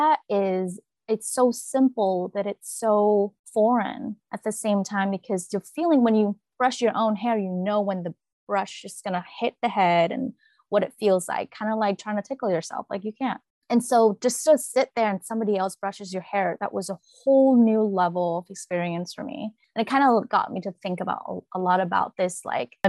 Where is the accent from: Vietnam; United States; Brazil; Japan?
Vietnam; moved away; When I was growing up in Vietnam, I carry a lot more feminine energy